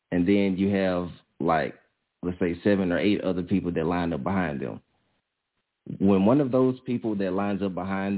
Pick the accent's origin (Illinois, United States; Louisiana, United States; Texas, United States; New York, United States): Louisiana, United States; I'm from Louisiana.